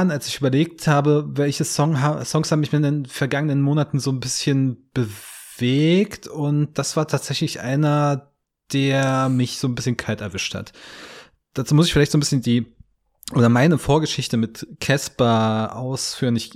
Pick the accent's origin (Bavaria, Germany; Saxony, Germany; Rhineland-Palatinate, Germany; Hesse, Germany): Saxony, Germany; Hoyerswerda; war ich in meiner Heimatstadt Hoyerswerda, so, so Kleinstadt 30, 40.000 Einwohner